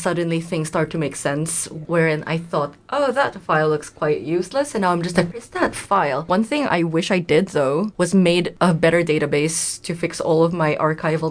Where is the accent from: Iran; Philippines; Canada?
Philippines; moved away as an adult; also born or lived in London; now in Manchester, United Kingdom; coming from, you know, the Philippines